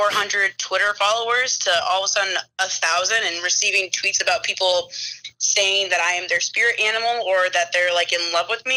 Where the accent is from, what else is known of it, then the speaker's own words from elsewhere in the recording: Waterloo, Iowa, United States; I am originally from Waterloo, Iowa, born and raised Hawkeye fan.